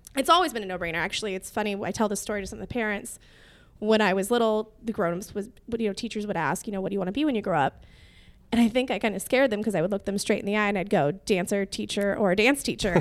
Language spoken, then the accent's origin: English; Whittier, California, United States; I grew up in Whittier